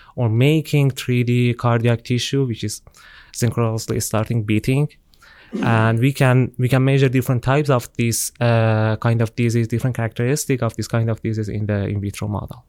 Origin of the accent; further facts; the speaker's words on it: Tehran, Tehran Province, Iran; moved away as an adult; now in Auburn, United States; I'm from Iran. Uh, I'm, I, I was born and raised in Tehran, the capital of my country